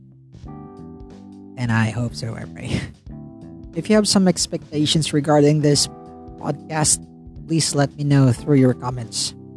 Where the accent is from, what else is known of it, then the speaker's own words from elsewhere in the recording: Philippines; from the Philippines